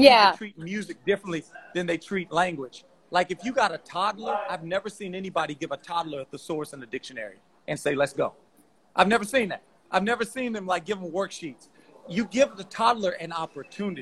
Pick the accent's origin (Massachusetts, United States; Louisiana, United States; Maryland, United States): Louisiana, United States; I'm from Louisiana